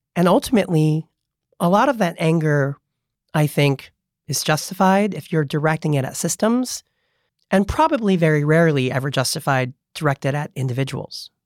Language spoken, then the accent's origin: English; Monterey Park, California, United States; now in San Francisco, United States; I was born in Monterey Park, the son of Cambodian refugees